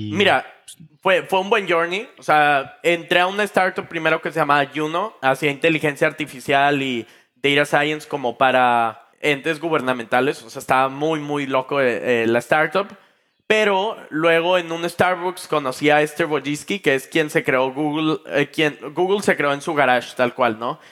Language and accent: Spanish; Mexico; yo estaba en México, en mi país pues, natal, en mi ciudad natal